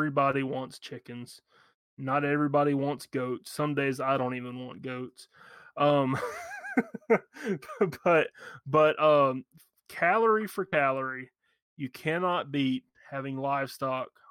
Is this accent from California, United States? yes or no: no; Alabama, United States; I'm from Alabama.